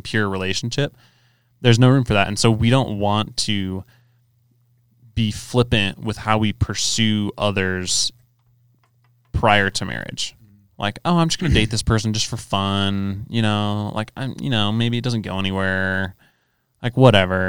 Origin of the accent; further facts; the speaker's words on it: Southern California, United States; where I grew up in Southern California